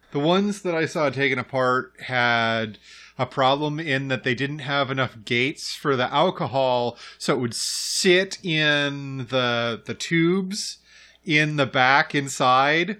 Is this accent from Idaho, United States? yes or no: yes; Idaho, United States; moved away; I grew up in Idaho.